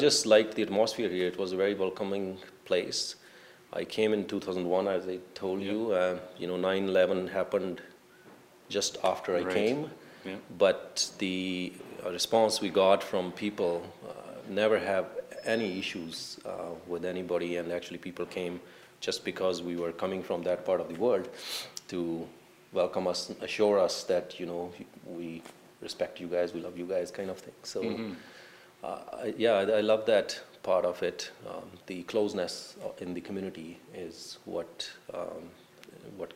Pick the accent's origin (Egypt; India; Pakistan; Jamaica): India; moved away as an adult; now in Bancroft, Canada; I grew up in India, and all my college and university education initially was in India.